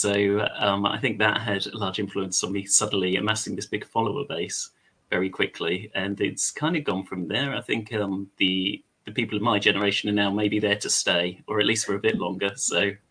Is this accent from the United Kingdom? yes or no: yes; England, United Kingdom; accent: English; you can probably tell I'm English or British